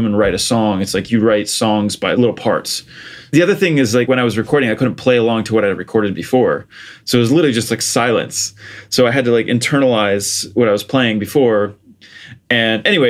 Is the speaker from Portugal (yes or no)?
yes; Portugal; I grew up in Portugal. So I was born and raised there.